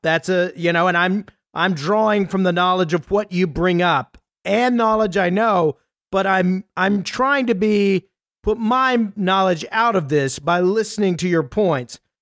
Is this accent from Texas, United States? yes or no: yes; Texas, United States; as a Texan